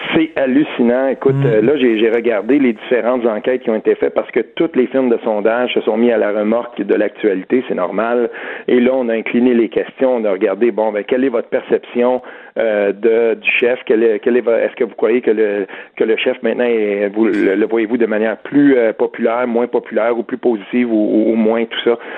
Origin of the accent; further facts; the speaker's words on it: Outaouais, Quebec, Canada; je viens de l'Outaouais